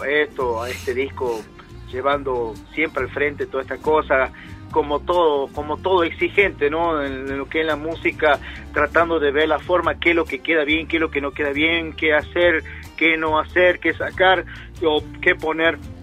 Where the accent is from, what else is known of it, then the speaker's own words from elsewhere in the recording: Salta, Argentina; moved away as an adult; now in Comodoro Rivadavia, Argentina; sé que soy salteño, pero vivo acá hace ya siete años que estoy aquí en la Patagonia